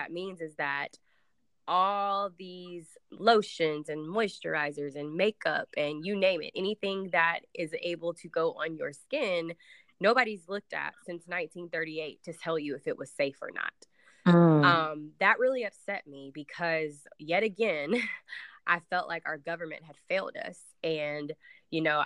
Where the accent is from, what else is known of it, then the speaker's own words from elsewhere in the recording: Nashville, Tennessee, United States; So I am from Nashville, Tennessee. I do still currently live in Nashville